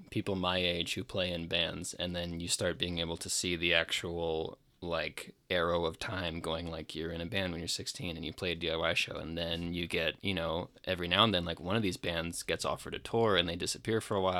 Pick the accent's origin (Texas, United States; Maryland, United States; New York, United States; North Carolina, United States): Maryland, United States; he ended up getting offered a new position back closer to where we grew up in Maryland.